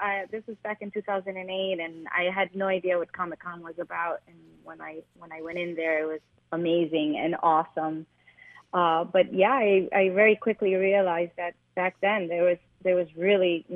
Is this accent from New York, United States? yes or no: yes; New York City, New York, United States; English is a second language; also born or lived in Medellín, Colombia; growing up in Spanish Harlem, especially in the 80s